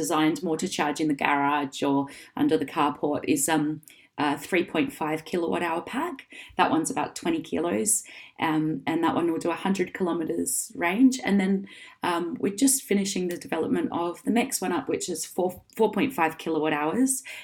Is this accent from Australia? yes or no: yes; Perth, Western Australia, Australia; now in Sydney, Australia; And I'm from Perth